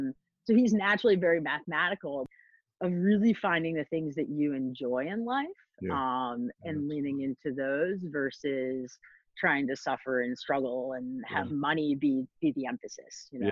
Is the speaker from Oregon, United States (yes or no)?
no; Hanover, New Hampshire, United States; I grew up next to Dartmouth College. So I had this idea of high academics. And growing up in New England